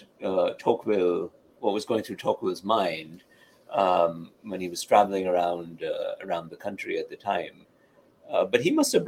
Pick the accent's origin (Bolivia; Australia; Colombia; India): India; now in United States; someone like me growing up in India, or as an immigrant to this country